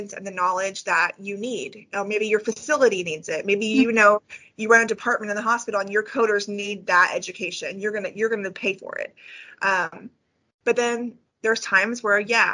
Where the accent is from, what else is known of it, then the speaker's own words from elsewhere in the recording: California, United States; now in Northwest Arkansas, United States; I'm from California